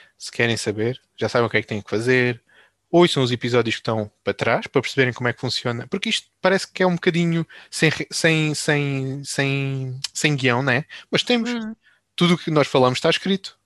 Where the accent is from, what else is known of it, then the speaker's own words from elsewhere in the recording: Alcácer do Sal, Alentejo, Portugal; accent: Alentejo; Eu sou do Alentejo, sou Alentejo. Quer dizer, eu sou de Alcácer do Sal.